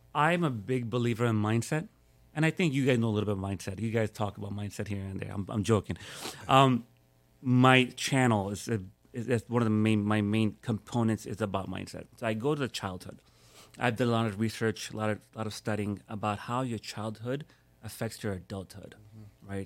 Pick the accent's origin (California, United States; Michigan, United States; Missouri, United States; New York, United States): New York, United States; now in Miami, United States; born and raised in New York